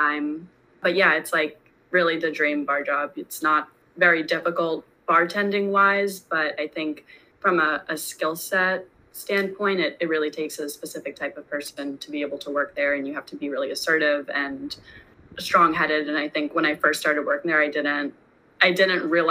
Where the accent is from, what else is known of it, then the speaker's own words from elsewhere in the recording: New York, United States; I'm born and raised in New York.